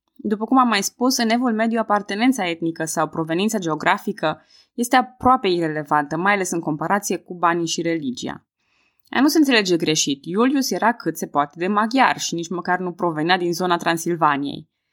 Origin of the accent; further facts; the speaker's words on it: Cluj-Napoca, Cluj County, Romania; Eu sunt din Cluj-Napoca